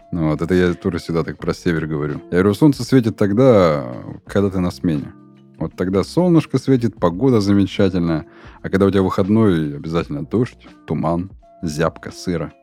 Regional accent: Surgut, Khanty-Mansi Autonomous Okrug, Russia; мой родной город Сургут

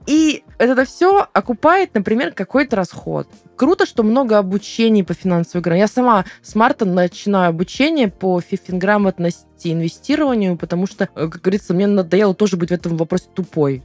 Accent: Volgograd, Volgograd Oblast, Russia; я с Волгограда, из Волгограда

